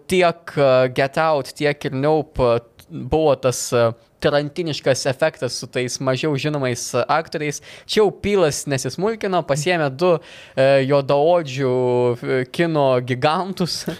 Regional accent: Lithuania; esame lietuviai vos ne iš to paties kraujo, valgom tą, tą patį maistą, tie patys papročiai panašiai.

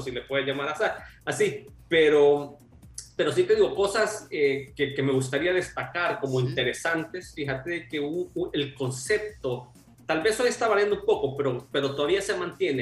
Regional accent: El Salvador; moved away as an adult; now in Sweden; nosotros como latinos, donde venimos del Salvador

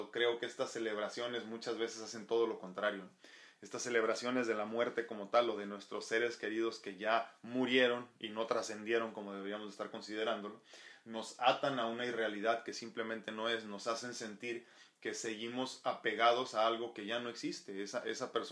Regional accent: Mexico; obviamente soy mexicano, entonces tengo que hacerlo, ¿no? Si no, pues qué tan mexicano soy.

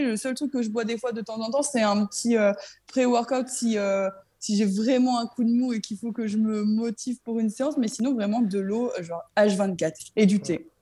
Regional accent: Saint-Omer, Hauts-de-France, France; also born or lived in Lesquin, near Lille; J'étais en fait, moi, dans le club de Saint-Omer, parce que j'habitais du coup bah, à Saint-Omer

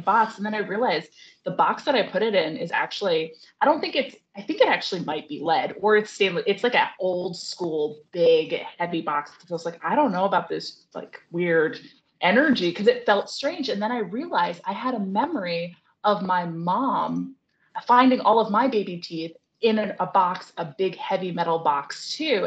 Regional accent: New York, United States; moved away; I grew up on the Appalachian Trail, but in New York State

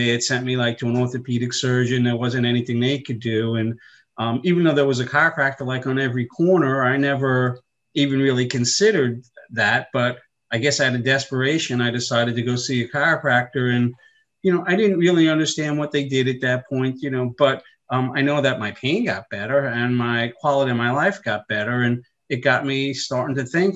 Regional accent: Long Island, New York, United States; I grew up in New York on Long Island, in case you can't tell from the accent

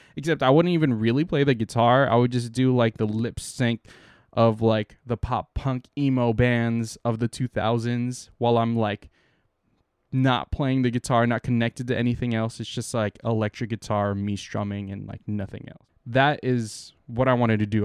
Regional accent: San Diego, California, United States; moved away as an adult; now in San Francisco Bay Area, United States; I'm from San Diego

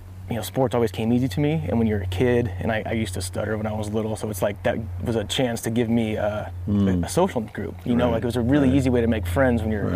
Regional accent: Midwest, United States; I grew up all over the Midwest.

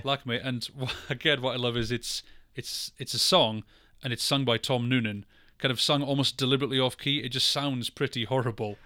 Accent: Scotland, United Kingdom; I'm from Scotland

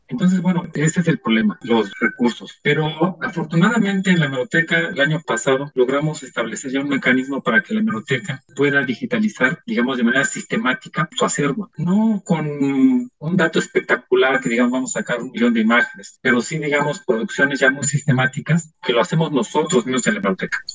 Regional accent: Mexico; era parte de una identidad que teníamos como mexicanos

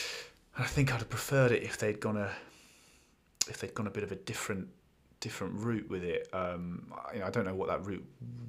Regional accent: London, United Kingdom; I also think there's an element that I don't know if being British and, you know, London and seeing all those iconic parts

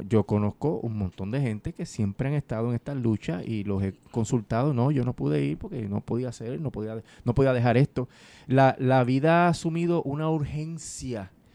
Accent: Puerto Rico; Puerto Rico, los puertorriqueños somos separados porque no somos parte de Estados Unidos

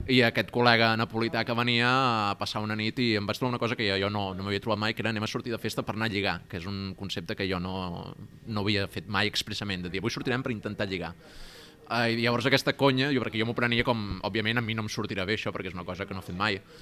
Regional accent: Barcelona, Catalonia, Spain; also born or lived in Zadar, Croatia; jo vinc, soc aquí de Barcelona

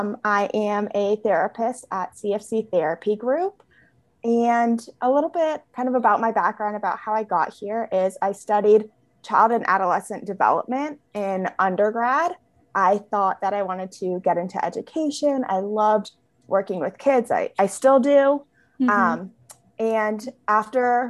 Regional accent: California, United States; I was born and raised in California.

